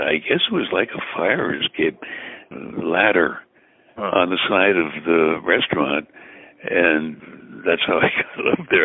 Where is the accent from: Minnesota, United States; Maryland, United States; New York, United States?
New York, United States; Brooklyn; although I'm I'm from Brooklyn, I, I don't think I speak with a Brooklyn accent